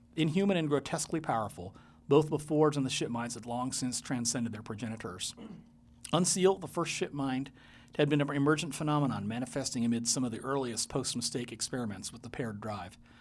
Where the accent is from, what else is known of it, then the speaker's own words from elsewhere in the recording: Taiwan; now in Portland, United States; I was born in Taiwan. It's been all in my childhood there.